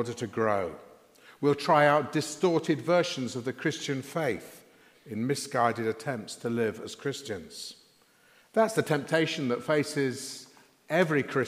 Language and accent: English; Sheffield, Yorkshire and the Humber, United Kingdom; When I was growing up in Sheffield in the 1960s, I used to travel to school by bus